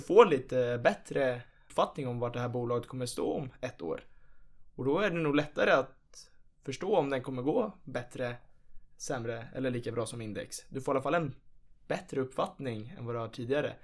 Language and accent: Swedish; Nacka, Stockholm County, Sweden; Jag är ju från Nacka i Stockholm